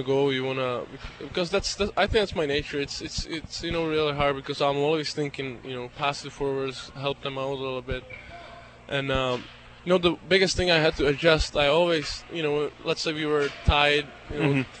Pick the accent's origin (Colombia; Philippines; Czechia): Czechia; České Budějovice, South Bohemian Region; English is a second language; also born or lived in Regina, Canada; now in Binghamton, United States; He played for my hometown, the top league, hockey club České Budějovice